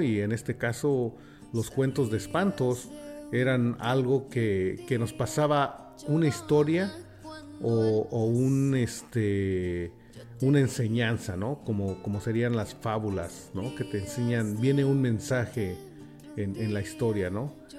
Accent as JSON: {"language": "Spanish", "region": "Mexico City", "country": "Mexico", "tie": "born or raised there", "moved": "yes", "said": "me crié en la Ciudad de México"}